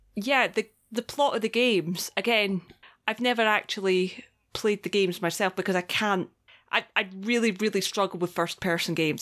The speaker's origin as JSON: {"language": "English", "region": "Scotland", "country": "United Kingdom", "said": "I come from Scotland"}